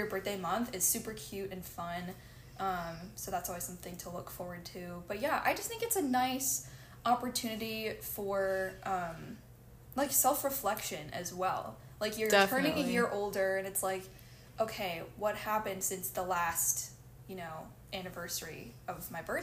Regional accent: Chicago, Illinois, United States; moved away as an adult; now in Dallas, United States; I'm from the Chicagoland area, but I study music and French here at SMU

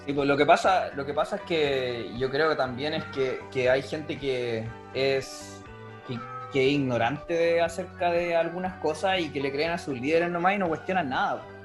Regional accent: Los Andes, Valparaíso, Chile; moved away; yo originalmente soy de los Andes y en los Andes, los un pueblo minero del corte

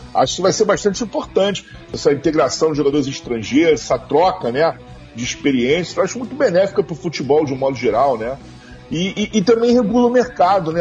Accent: Rio de Janeiro, Brazil; moved away as an adult; also born or lived in Santos, Brazil; now in Braga, Portugal; eu sou de Santos, mas fui criado no Rio, sou garoto do Leblon

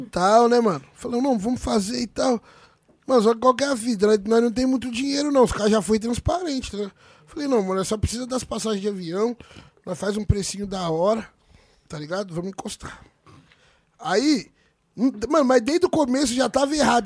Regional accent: Juiz de Fora, Minas Gerais, Brazil; moved away; also born or lived in Jundiaí; Eu sou de Juiz de Fora, que é uma quebrada que o funk do Rio de Janeiro teve muita relevância

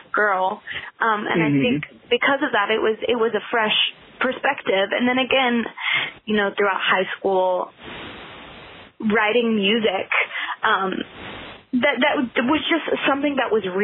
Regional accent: Nashville, Tennessee, United States; I was born and raised in Nashville. I still live in Nashville.

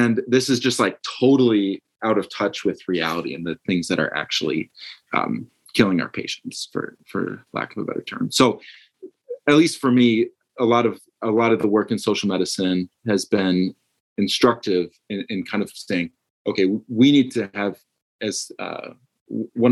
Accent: Minnesota, United States; I'm originally from Minnesota, which is where I am now

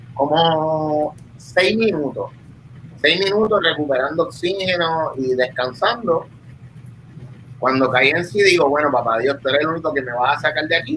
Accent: Vega Baja, Puerto Rico; yo soy de la Baja, de la costa norte

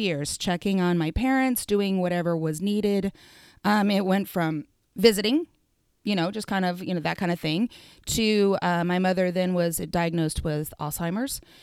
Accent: Ponca City, Oklahoma, United States; also born or lived in Wichita, Kansas / Connecticut; now in Stillwater, United States; I was raised in Ponca City

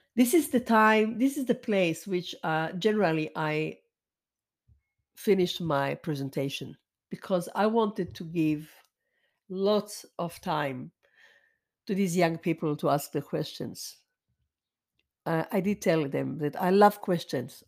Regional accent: Israel; I was born and raised in Israel to parents who came from Europe

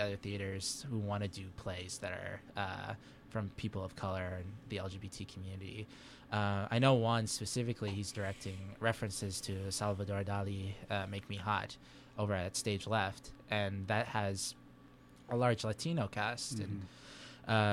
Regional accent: Saudi Arabia; now in Spokane, United States; I was raised in Saudi Arabia. I'm a resident now here in Spokane

